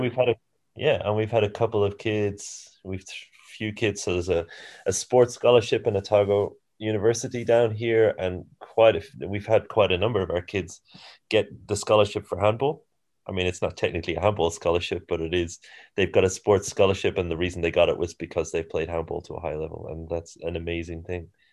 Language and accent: English; Ireland; moved away as an adult; also born or lived in Singapore / Germany / Australia; now in New Zealand; I'm from Ireland originally